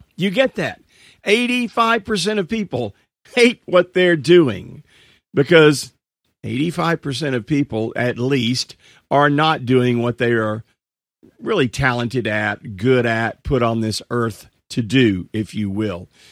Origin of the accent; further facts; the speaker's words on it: Marshall, Texas, United States; my hometown happens to be, uh, a little town in East Texas called Marshall, Texas.